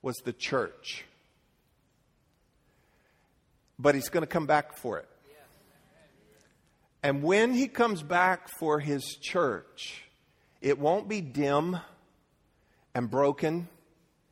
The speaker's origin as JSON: {"language": "English", "town": "Leesburg", "country": "United States", "tie": "born or raised there", "said": "I grew up in Leesburg"}